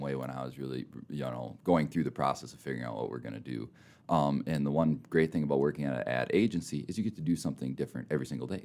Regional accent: Minnesota, United States; also born or lived in Mitchell, South Dakota; now in Rapid City, United States; I grew up in Minnesota

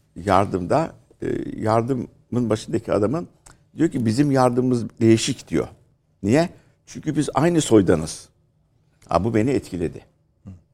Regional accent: Istanbul, Turkey; bizim eski oturduğumuz mahalle, ki biz, e, Kadıköy Şifalı'da oturuyorduk

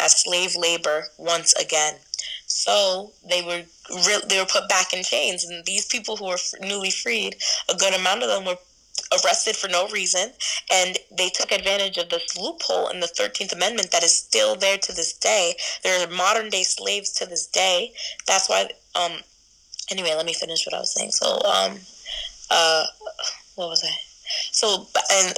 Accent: United States

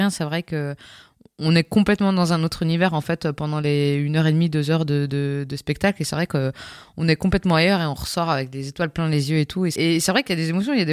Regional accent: Colmar, Grand Est, France; originaire d'Alsace Je suis originaire de Colmar, exactement.

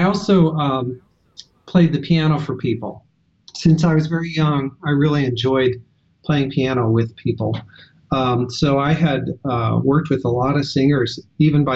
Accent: Western Iowa, United States; I grew up in Western Iowa in a rural school district.

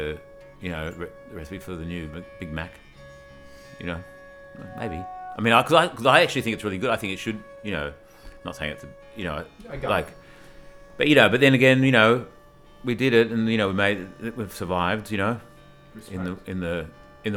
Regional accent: Australia; I'm from Australia

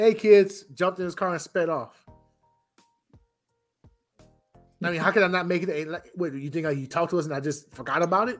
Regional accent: North Chicago, Illinois, United States; I'm from North Chicago, Illinois, which is right next to Waukegan.

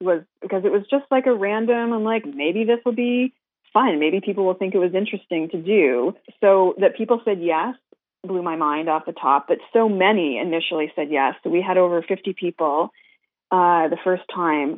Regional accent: Canada; as a Canadian

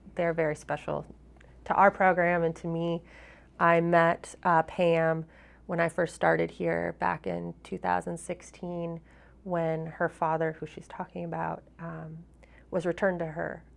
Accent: Minnesota, United States; moved away as an adult; now in Vermont, United States; I'm from Minnesota

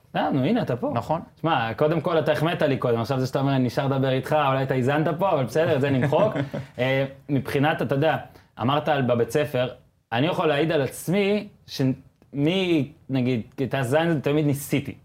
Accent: Northern District, Israel; אני גם גדלתי בצפון

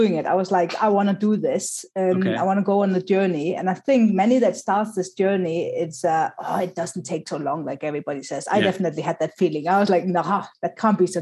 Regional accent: Cape Town, Western Cape, South Africa; English is a second language; I come from Cape Town, was the only one from Cape Town there.

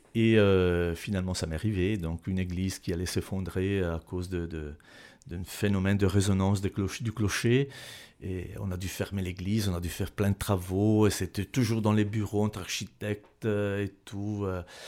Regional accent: Bergamo, Lombardy, Italy; French is a second language; moved away as an adult; also born or lived in Neuchâtel, Switzerland; now in Switzerland; en Italie, je viens de Bergame

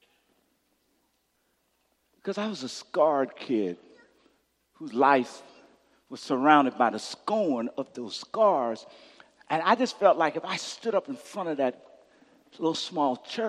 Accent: Louisiana, United States; moved away; my home state, Louisiana

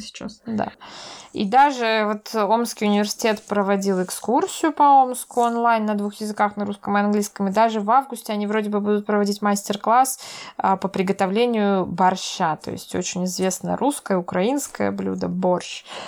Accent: Veliky Novgorod, Novgorod Oblast, Russia; Новгород, я из Новгорода

